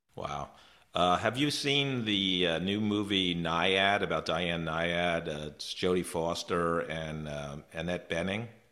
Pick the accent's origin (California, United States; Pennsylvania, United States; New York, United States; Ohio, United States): New York, United States; moved away; I'm from New York originally, about an hour north of the city